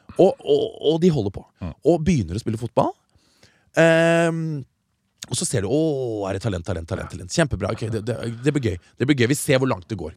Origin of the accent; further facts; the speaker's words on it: Stokke, Vestfold, Norway; lokal skistjerne hjemme i Stokke